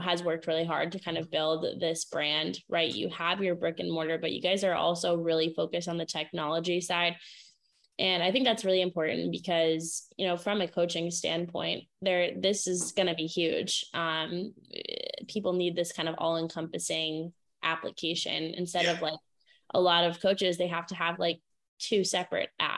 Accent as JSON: {"language": "English", "region": "Maine", "country": "United States", "tie": "born or raised there", "moved": "yes", "said": "I grew up in New England. I'm from Maine originally."}